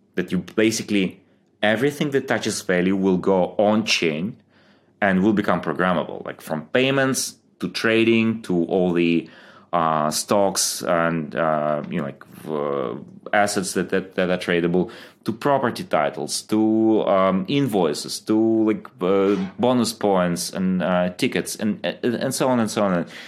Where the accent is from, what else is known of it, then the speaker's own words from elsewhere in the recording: Ukraine; moved away as an adult; also born or lived in Germany; I grew up in, uh, Ukraine, moved to Germany when I was, uh, I think twenty.